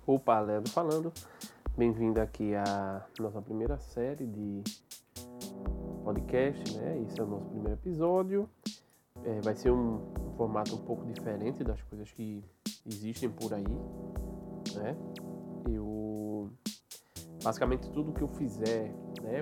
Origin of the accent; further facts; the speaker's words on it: Recife, Pernambuco, Brazil; sou, sou daqui de Recife